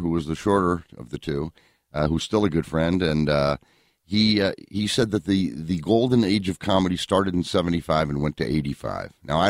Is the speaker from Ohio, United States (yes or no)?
no; Syracuse, New York, United States; moved away as an adult; I grew up in Syracuse, New York.